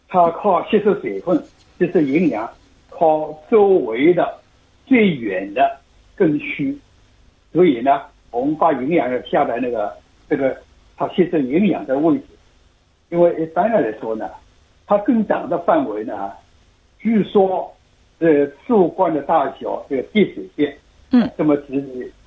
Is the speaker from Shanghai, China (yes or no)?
yes; Shanghai, China; now in Australia; 我们上海人就叫焦白嘛